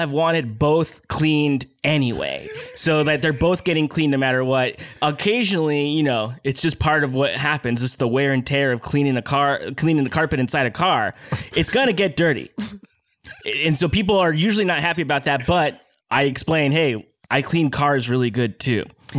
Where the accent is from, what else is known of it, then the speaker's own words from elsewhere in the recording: Detroit, Michigan, United States; I grew up in the great city of Detroit, Michigan, of course.